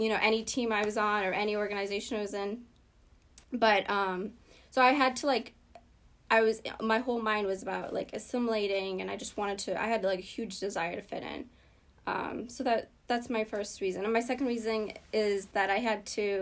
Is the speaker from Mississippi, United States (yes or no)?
no; Boston, Massachusetts, United States; born or raised there; English is a second language; also born or lived in Ethiopia